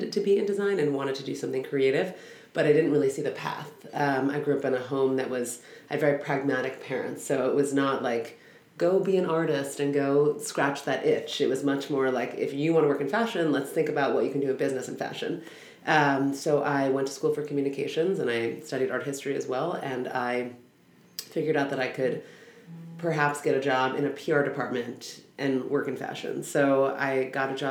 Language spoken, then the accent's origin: English; Los Angeles, California, United States; I grew up in Los Angeles.